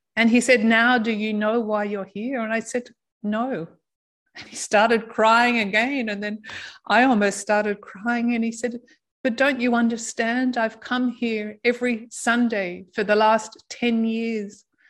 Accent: Australia; moved away; I'm from Australia.

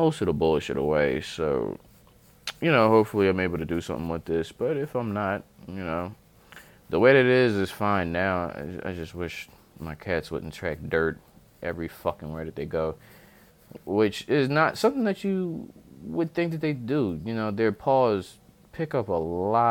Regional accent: Chester, Pennsylvania, United States

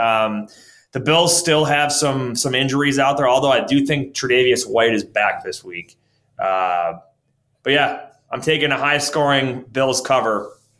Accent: Orchard Park, New York, United States; Orchard Park, my hometown here in, in, Buffalo, Western New York

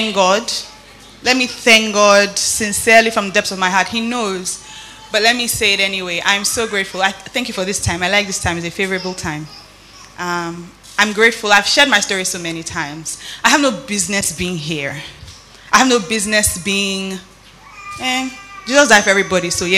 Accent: Nigeria; moved away; also born or lived in Benin City, Nigeria / Lagos, Nigeria; When I was growing up in Benin, I had great pastors. Growing up in Lagos, Pastor Tyron, Pastor Bimbo Odukoya

